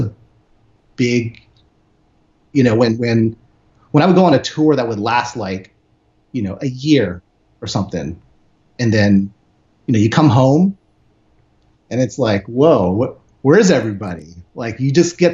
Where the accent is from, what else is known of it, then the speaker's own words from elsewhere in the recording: San Francisco, California, United States; now in Los Angeles, United States; Grew up in the Bay, living in LA now